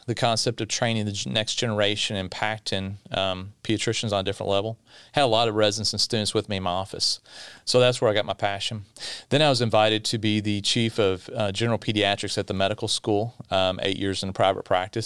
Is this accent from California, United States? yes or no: no; Bowling Green, Kentucky, United States; I'm from South Central Kentucky in Bowling Green, home of the Corvette. right down the road from Mammoth Cave, longest cave system in the world. Um, so grew up inside of Bowling Green, but just outside in a little bit of rural Kentucky